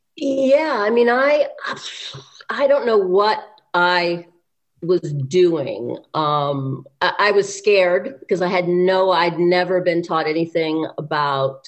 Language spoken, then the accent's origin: English; Beverly Hills, California, United States; I grew up in Beverly Hills and I went to the high school.